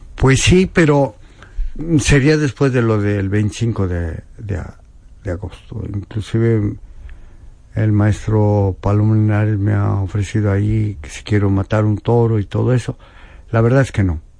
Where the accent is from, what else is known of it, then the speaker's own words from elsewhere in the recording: Apizaco, Tlaxcala, Mexico; also born or lived in Spain; allá brincando el charco en mi tierra